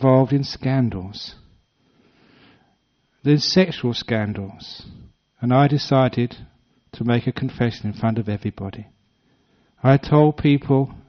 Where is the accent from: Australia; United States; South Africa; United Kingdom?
United Kingdom; London; moved away; my old places where I grew up in West London